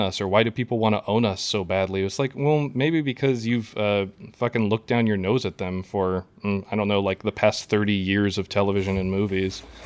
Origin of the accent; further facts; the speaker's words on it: Midwest, United States; I'm, I'm from the Midwest, uh, you know, I, I grew up across the street from a cornfield